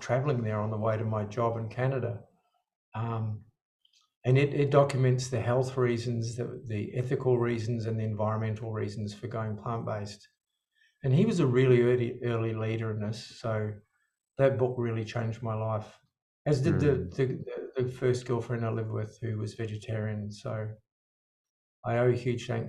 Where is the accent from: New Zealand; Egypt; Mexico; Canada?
New Zealand; South Island; I grew up in New Zealand